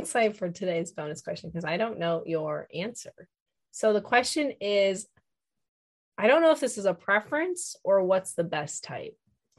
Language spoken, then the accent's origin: English; Chicago suburbs, Illinois, United States; I am from Chicago suburbs. I do not say pop.